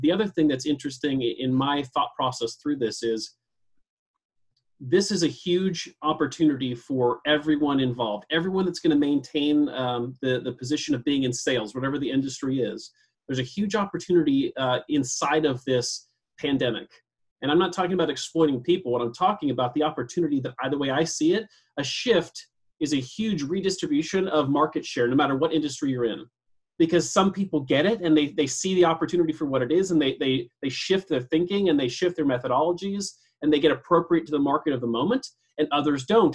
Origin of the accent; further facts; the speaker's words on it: Coeur d'Alene, Idaho, United States; I was born and raised here in Coeur d'Alene